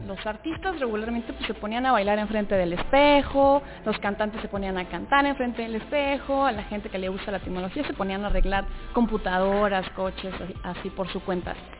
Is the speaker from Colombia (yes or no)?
no; Mexico City, Mexico; yo que soy de la Ciudad de México